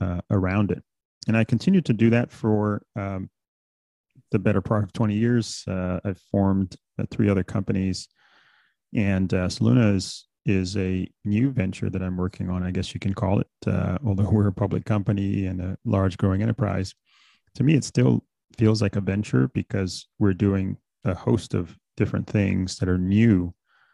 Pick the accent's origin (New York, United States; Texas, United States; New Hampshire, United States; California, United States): New York, United States; New York City; also born or lived in Bahamas; I'm originally from the Bahamas, actually. I came to the States when I was about 6 years old. I grew up in New York City